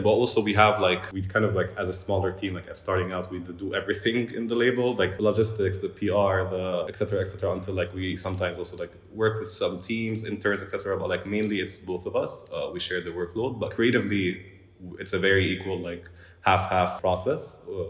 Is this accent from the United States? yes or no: no; Jerusalem, Palestine; moved away as an adult; Yeah, so I was born and raised in Jerusalem. When I was like thinking of studying, I decided to study in filmmaking in Amman.